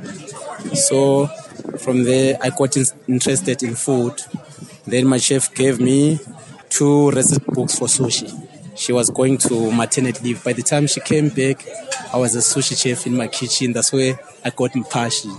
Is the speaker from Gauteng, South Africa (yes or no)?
yes; Soweto, Gauteng, South Africa; from Soweto